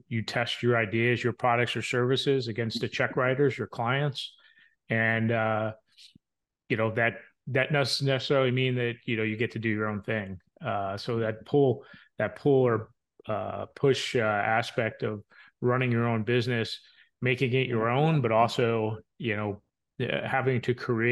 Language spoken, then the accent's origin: English; New York, across the Hudson from Manhattan, New Jersey, United States; now in Ohio, United States; I grew up in the New York, New Jersey area, right across the street from the Hudson, from Manhattan